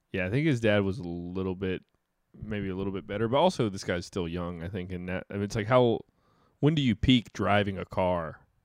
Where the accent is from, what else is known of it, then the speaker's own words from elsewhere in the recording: Dale Earnhardt's hometown area, North Carolina, United States; Dale Earnhardt is kind of from my hometown